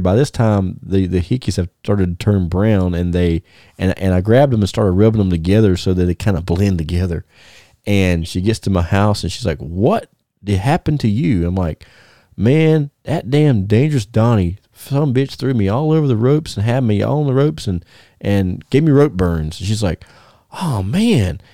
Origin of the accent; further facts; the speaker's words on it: Thomasville, United States; my hometown